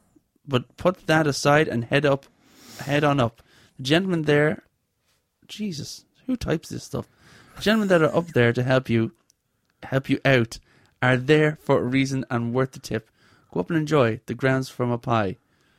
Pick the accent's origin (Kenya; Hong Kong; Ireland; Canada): Ireland; The Guinness is possibly the worst I've ever had in Ireland. And I'm Irish.